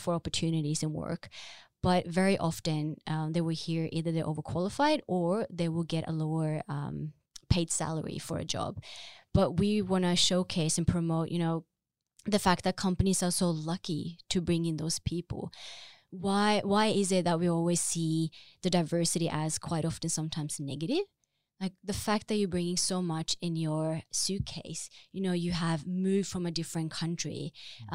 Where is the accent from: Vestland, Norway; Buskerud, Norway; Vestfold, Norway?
Buskerud, Norway; Drammen; now in Oslo, Norway; I'm originally from Drammen